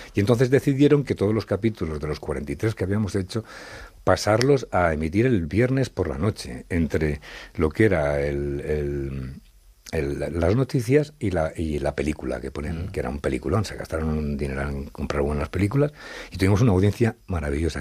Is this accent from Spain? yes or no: yes; Madrid, Community of Madrid, Spain; also born or lived in Zaragoza; se vinieron a Madrid siendo yo prácticamente un bebé y yo me crié en Madrid